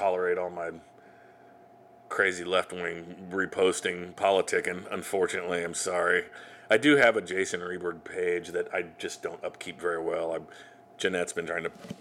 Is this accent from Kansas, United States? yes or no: yes; Salina, Kansas, United States; now in Kansas City, United States; my hometown of Salina.